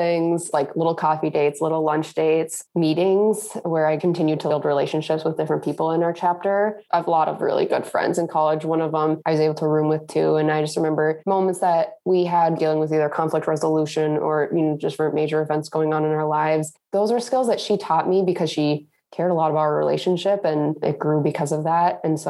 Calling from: Duluth, Minnesota, United States; I'm currently in Duluth, Minnesota.

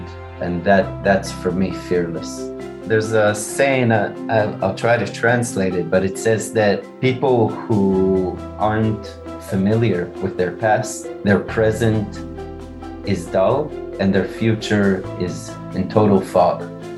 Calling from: Israel; I'm calling from Israel. Very hot here in Israel.

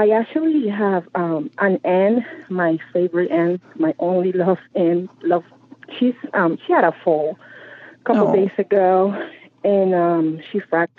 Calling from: Marlton, New Jersey, United States; I'm calling from New Jersey. I'm in Marlton

